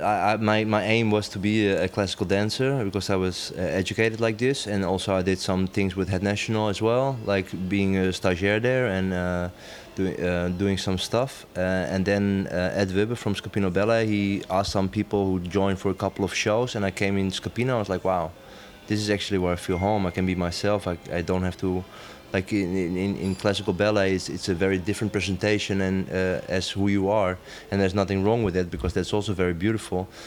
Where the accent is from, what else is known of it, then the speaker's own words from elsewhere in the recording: Amsterdam, North Holland, Netherlands; now in Rotterdam, Netherlands; I'm from Amsterdam, living half my life in Rotterdam.